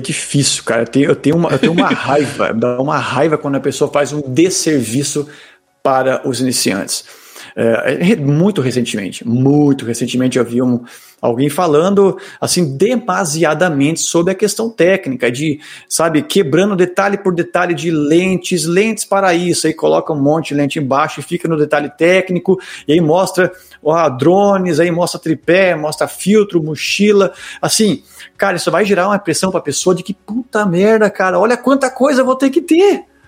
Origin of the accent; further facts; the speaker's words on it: Brazil; eu sou brasileiro